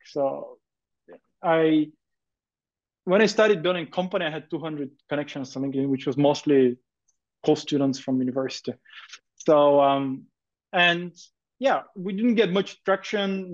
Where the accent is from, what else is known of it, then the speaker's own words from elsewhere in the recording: Bulgaria; moved away as an adult; also born or lived in United Kingdom / Denmark; I grew up in Bulgaria um, and I studied in high school in Bulgaria